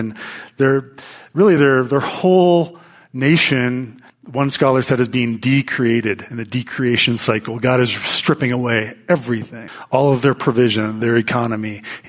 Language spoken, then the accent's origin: English; Pittsburgh, Pennsylvania, United States; now in Colorado, United States; living in Colorado. I'm from Pittsburgh. We didn't have much hail back there.